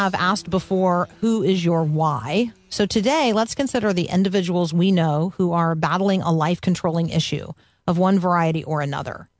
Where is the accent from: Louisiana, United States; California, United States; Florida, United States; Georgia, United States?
Florida, United States; Tampa; moved away; my hometown of Tampa, Florida